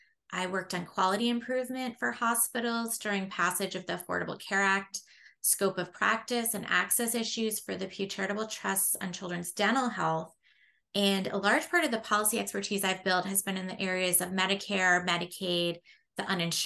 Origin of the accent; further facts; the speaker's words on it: Vermont, United States; moved away as an adult; also born or lived in Washington, D.C.; I was a page in the U.S. Senate for 6 months from my home state of Vermont